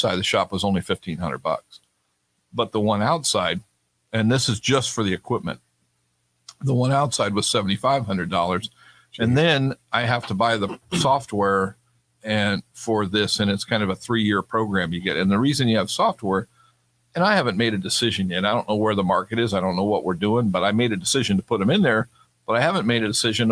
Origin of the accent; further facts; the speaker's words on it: Sacramento, California, United States; moved away; I grew up in Sacramento